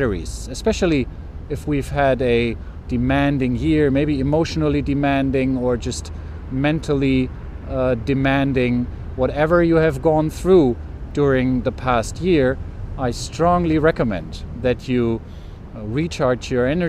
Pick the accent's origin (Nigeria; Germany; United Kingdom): Germany; Hamburg; For me, such a place is my hometown Hamburg here. I've lived in Hamburg for 30 years